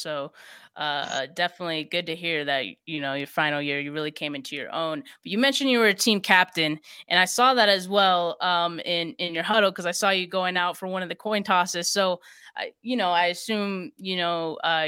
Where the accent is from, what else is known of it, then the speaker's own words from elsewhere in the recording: Bay Area, California, United States; I'm from the Bay Area